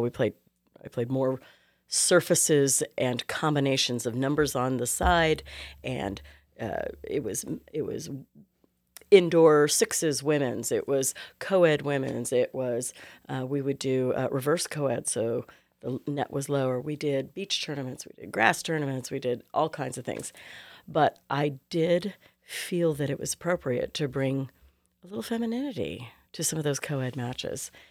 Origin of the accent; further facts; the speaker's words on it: Clovis, California, United States; moved away; also born or lived in New York City / Houston; Fresno, actually Clovis, California